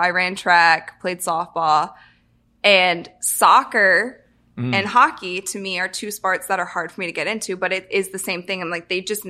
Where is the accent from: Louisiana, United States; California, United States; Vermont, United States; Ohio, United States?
Ohio, United States; I'm from Ohio, and the Bengals are from an Ohio team.